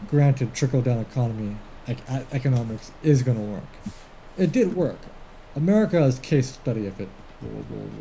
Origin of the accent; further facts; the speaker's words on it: Canada; I'm Canadian